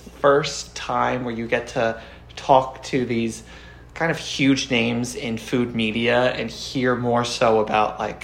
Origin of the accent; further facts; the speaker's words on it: New York City, New York, United States; I'm born and raised in New York